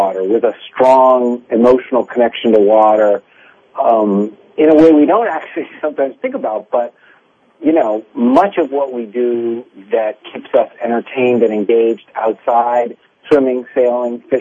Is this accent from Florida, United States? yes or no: yes; Miami, Florida, United States; I grew up in Miami, and so we actually had a backyard in-ground swimming pool